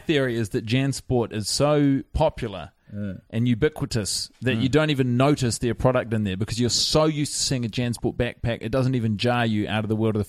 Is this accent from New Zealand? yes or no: yes; New Zealand; I'm not from Germany. I'm from New Zealand.